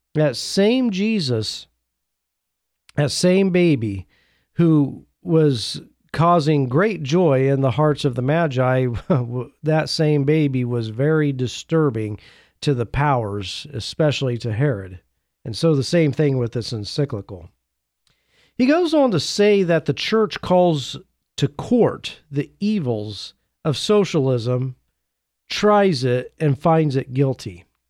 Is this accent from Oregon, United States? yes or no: yes; Oregon, United States; my home state of Oregon